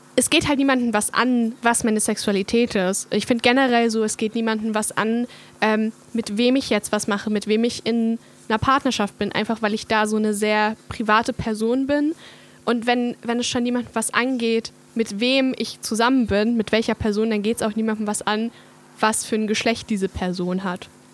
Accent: Hungary; moved away; ich komme ja aus Ungarn

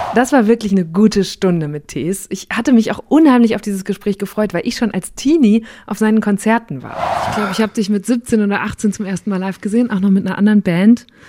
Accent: Borken, North Rhine-Westphalia, Germany; moved away; ich komme aus Borken ursprünglich

